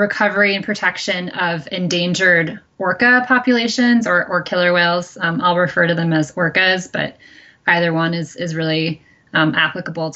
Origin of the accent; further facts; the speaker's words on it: Michigan, United States; now in Pacific Northwest, United States; I grew up in the Midwest. I grew up in Michigan